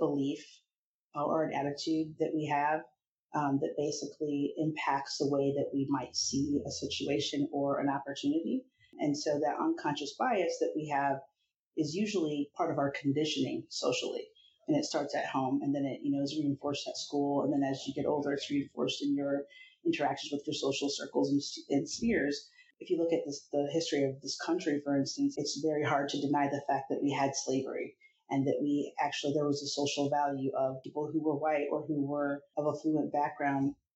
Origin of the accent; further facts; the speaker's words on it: Iowa, United States; I grew up in Iowa and I'm very multicultural